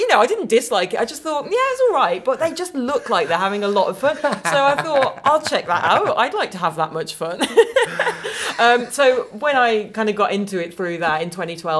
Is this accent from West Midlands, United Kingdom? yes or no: yes; Dudley, West Midlands, United Kingdom; moved away as an adult; also born or lived in Oxford / London; now in Birmingham, United Kingdom; I am a Midlander by birth.